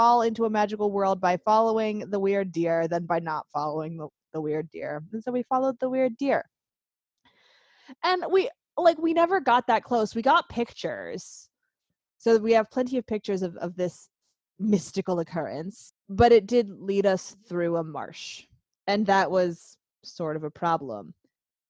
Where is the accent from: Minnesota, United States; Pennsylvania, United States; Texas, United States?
Pennsylvania, United States; We grew up in Pennsylvania with the Pennsylvania wilds